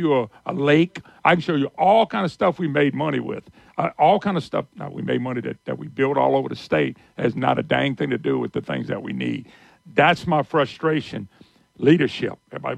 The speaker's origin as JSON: {"language": "English", "town": "Baton Rouge", "region": "Louisiana", "country": "United States", "tie": "born or raised there", "also_born_or_lived": "Plaquemine, Louisiana", "said": "I was born and raised in Plaquemine in Baton Rouge"}